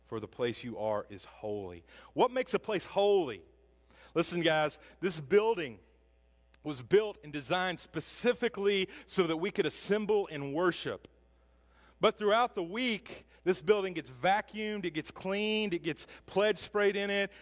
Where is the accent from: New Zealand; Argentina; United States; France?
United States; Hackett, Arkansas; I grew up in Hackett, Arkansas